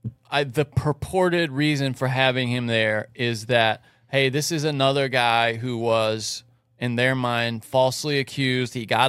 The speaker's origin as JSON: {"language": "English", "region": "the South", "country": "United States", "tie": "born or raised there", "said": "growing up in the South."}